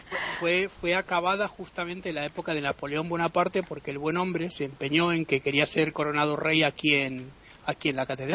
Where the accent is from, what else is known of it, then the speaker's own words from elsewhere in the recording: Italy; yo soy italiano